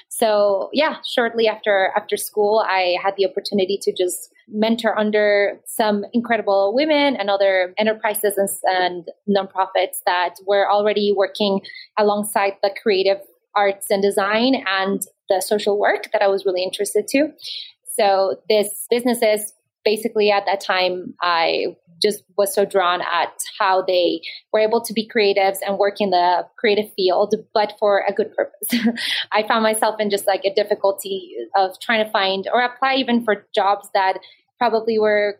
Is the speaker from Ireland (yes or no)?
no; Bogota, Bogotá Capital District, Colombia; also born or lived in Maryland, United States; I grew up in Colombia, in the city of Bogota, in the capital.